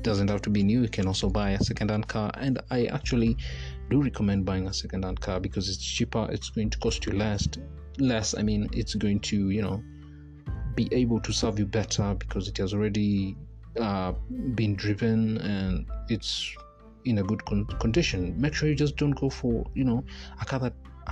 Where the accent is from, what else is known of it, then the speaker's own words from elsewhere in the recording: Kenya; I'm a Kenyan